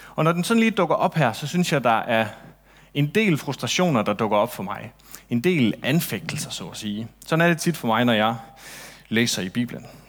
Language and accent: Danish; Central and West Jutland, Central Denmark Region, Denmark; midtjyde, som jeg er, jeg kommer egentlig fra Midt- og Vestjylland, hvis det skal sådan helt rigtigt